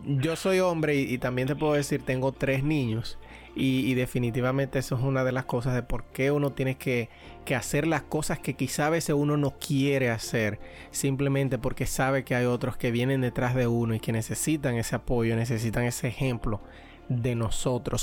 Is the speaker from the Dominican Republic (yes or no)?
yes; Dominican Republic; now in Pennsylvania, United States; como buen dominicano